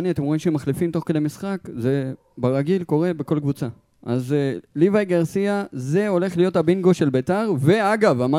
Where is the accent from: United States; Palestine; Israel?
Palestine; Maale Efrayim, West Bank; moved away as an adult; נכון, אז שלושתנו גדלנו בעצם במעלה אפרים. אני עד גיל 18 עד שהתגייסתי